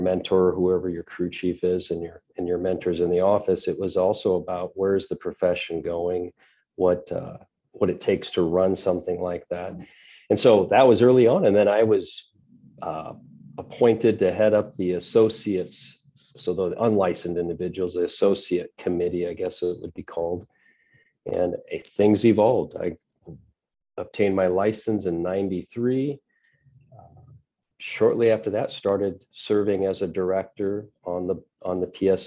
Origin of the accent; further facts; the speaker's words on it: Fremont, Nebraska, United States; also born or lived in Rapid City, South Dakota; now in Omaha, United States; I found myself back in my hometown of Fremont, Nebraska